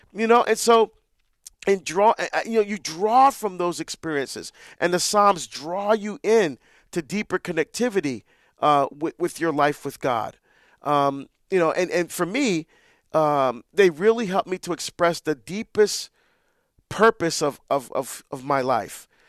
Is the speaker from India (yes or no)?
no; Barbados; moved away; we're from Barbados, that's where I was born.